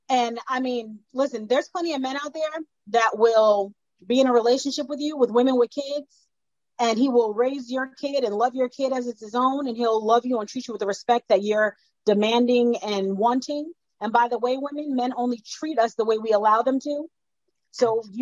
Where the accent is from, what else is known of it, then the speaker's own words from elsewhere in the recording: New Jersey, United States; I'm from Jersey